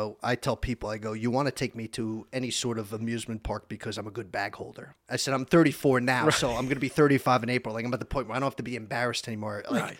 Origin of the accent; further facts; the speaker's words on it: Summit, New Jersey, United States; born there; I was born in Overlook Hospital in Summit, New Jersey. So that's kind of like northern New Jersey.